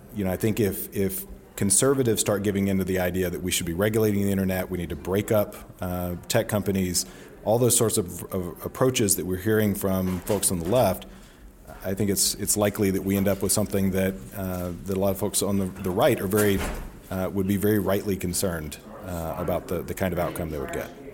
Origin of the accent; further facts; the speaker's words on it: rural Northeast Alabama, United States; moved away; I go back home to Alabama and no one's on Twitter. and it's not a thing, um, in my hometown in, in, you know, rural Northeast Alabama